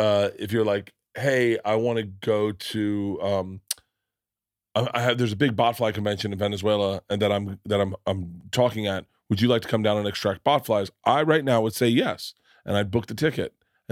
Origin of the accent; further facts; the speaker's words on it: Florida, United States; I grew up in Florida.